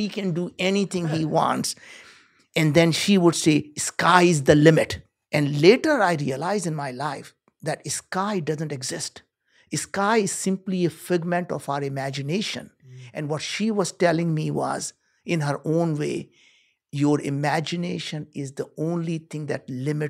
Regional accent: India; moved away; I grew up in India. We were very poor.

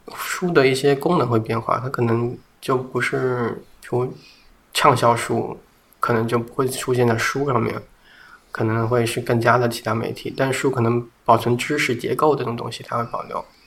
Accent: Guangxi, China; 我小时候在广西，我可以每天都吃同样的米饭作为早餐

